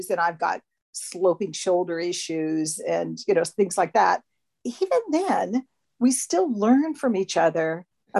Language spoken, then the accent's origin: English; Hawaii, United States; now in Hobart, Australia; I live in Hobart. So in Hobart, you know, I grew up in Hawaii.